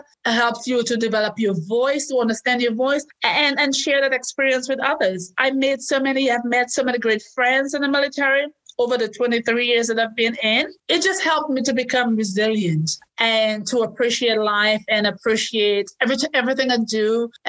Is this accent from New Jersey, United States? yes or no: yes; New Jersey, United States; the last soldier who died was a Green Beret from my home state, New Jersey